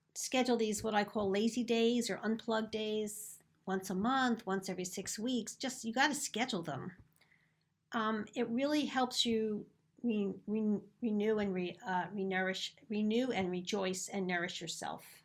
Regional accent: Philadelphia, Pennsylvania, United States; accent: Philadelphia; my silly Philadelphia accent.

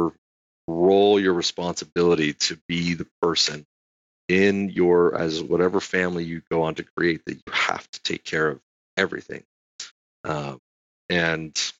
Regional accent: Utah, United States; also born or lived in Fort Rucker, Alabama; Went to Fort Rucker, Alabama. There till I was six and then back to Utah

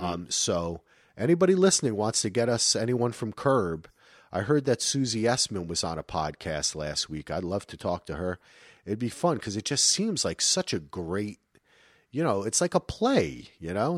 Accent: Springfield, New Jersey, United States; also born or lived in North Carolina; now in Portland, United States; I grew up in Springfield, New Jersey

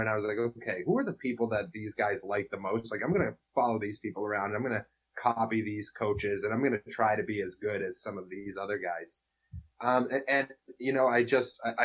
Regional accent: Lexington, Massachusetts, United States; we grew up together in Lexington

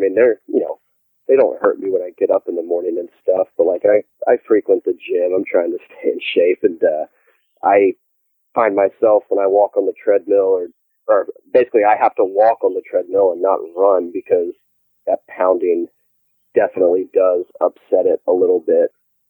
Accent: the South, United States; And, you know, I'm from the South.

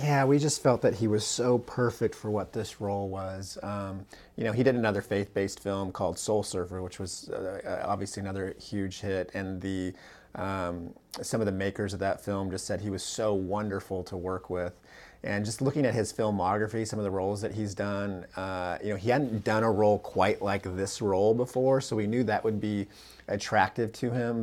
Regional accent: Central California, United States; now in Orange County, United States; where I was born and raised in Central California

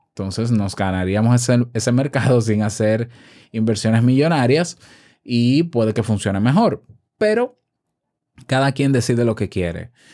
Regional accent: Dominican Republic

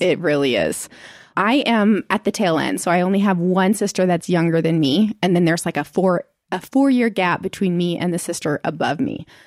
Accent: Indiana, United States; moved away as an adult; also born or lived in Seattle, Washington / Arizona; now in Utah, United States; In Seattle, Washington until I was ten. And then we moved to Indiana

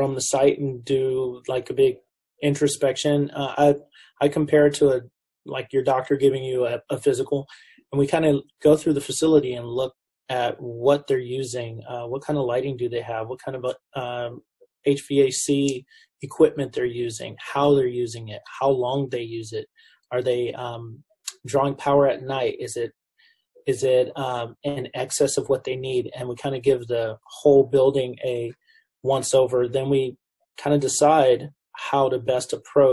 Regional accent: Southern California, United States; I grew up in the Southern California metropolitan area

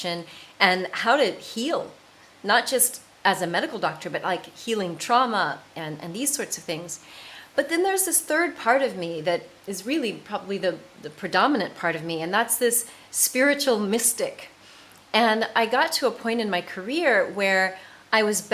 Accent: United States; moved away as an adult; also born or lived in south of France; now in France; I am an American, and I live in the south of France

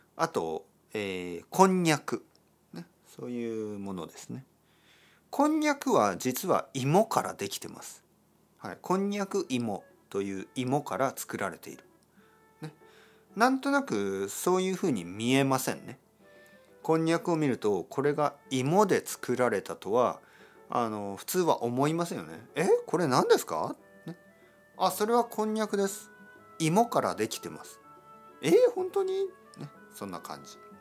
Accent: Kyushu, Japan; 僕の出身九州ですね

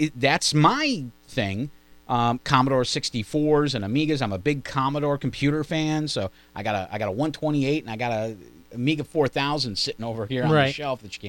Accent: Johnstown, New York, United States; in Johnstown, in my old stomping around, my hometown

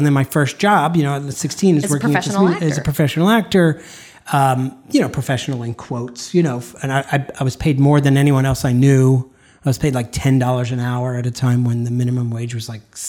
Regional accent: hometown with Sesame Place, Pennsylvania, United States; in my hometown there was an amusement park.

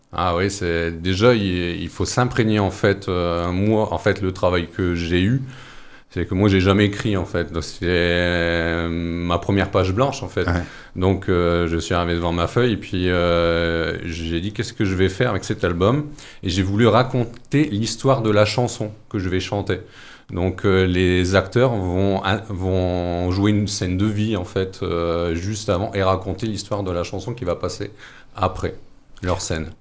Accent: Noyelles-Godault, Hauts-de-France, France; j'ai passé mon enfance sur Noyer-le-Godot et j'ai toujours vécu dans, dans ce milieu euh, minier

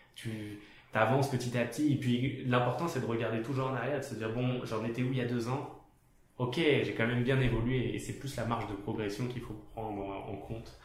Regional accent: France; moved away; je viens de France donc c'est euh, plus une culture salariale à la base

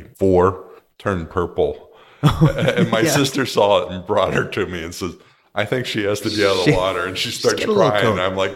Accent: California, United States; I'm not from Silicon Valley. I'm from Southern California.

